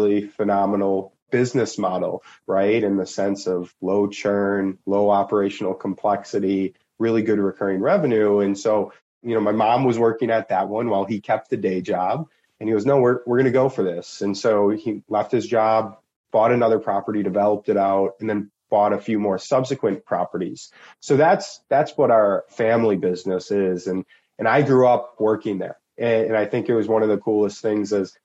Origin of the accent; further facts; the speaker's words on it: Milwaukee, Wisconsin, United States; also born or lived in Germany; I grew up in Milwaukee